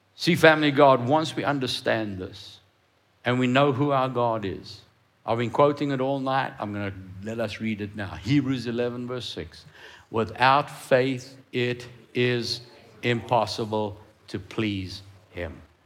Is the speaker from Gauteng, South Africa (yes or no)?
no; Cape Town, Western Cape, South Africa; I grew up in Cape Town